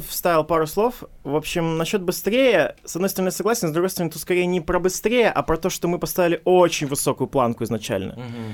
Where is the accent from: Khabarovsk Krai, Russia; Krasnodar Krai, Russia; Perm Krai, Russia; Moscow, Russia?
Khabarovsk Krai, Russia; Khabarovsk; Мы ребята из Хабаровска, эфир из Хабаровска